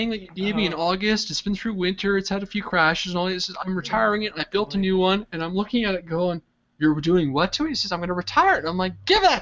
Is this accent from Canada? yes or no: yes; Canada; as a Canadian